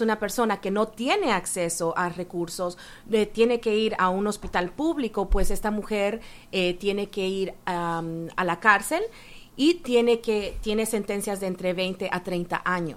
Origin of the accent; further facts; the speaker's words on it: El Salvador; now in Canada; soy ah, una mujer salvadoreña, pero eh, vivo en Canadá por casi 30 años ya